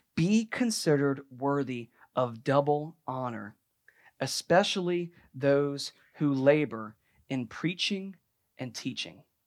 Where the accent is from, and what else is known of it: United States